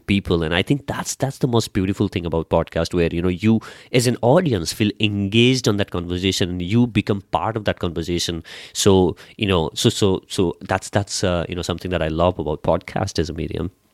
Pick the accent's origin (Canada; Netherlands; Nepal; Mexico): Nepal; I come from Nepal.